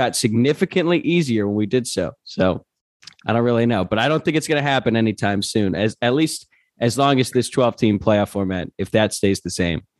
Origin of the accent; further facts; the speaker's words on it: Louisville, Kentucky, United States; now in Los Angeles, United States; I'm living in Los Angeles, Luke lives in Chicago, and I'm from Louisville too.